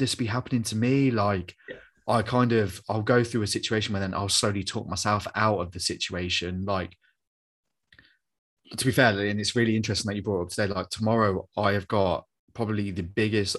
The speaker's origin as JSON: {"language": "English", "town": "Coventry", "region": "West Midlands", "country": "United Kingdom", "said": "I'm this kid from Coventry"}